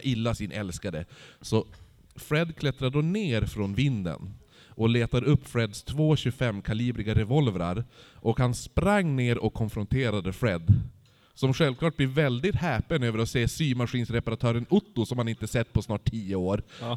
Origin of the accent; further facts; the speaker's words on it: Holmsund, Västerbotten County, Sweden; jag är från Holmsund